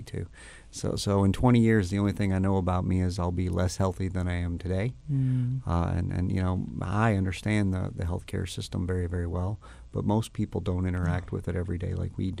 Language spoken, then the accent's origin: English; Louisville, Kentucky, United States; This is my hometown. I was born and raised